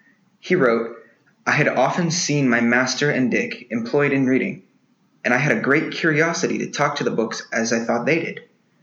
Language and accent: English; Texas, United States; I'm 18, and I'm from Texas.